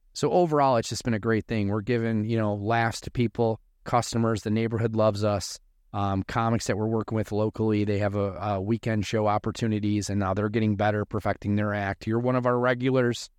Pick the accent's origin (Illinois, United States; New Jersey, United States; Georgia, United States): Illinois, United States; Chicago; moved away as an adult; now in Arizona, United States; I'm originally from Chicago, uh, grew up in Chicago, and then in two thousand four, we moved here in Arizona